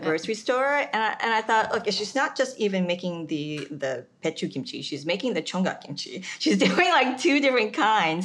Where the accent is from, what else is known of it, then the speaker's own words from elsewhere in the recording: United States; also born or lived in South Korea; I moved to the States when I was five